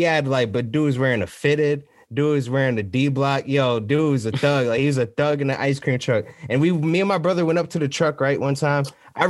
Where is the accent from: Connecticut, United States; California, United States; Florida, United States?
Connecticut, United States; Norwalk; When I was growing up, I grew up on Leonard Street. It's like down the street from like the Carvers, pretty much what we call Uptown Norwalk, right?